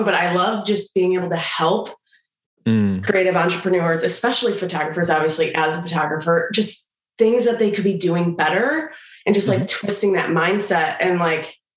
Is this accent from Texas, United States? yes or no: no; Michigan, United States; we're both from Michigan